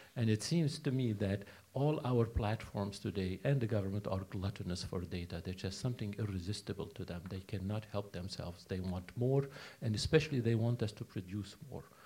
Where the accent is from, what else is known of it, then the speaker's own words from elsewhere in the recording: United States; also born or lived in Baltimore; I'm American, I live in the States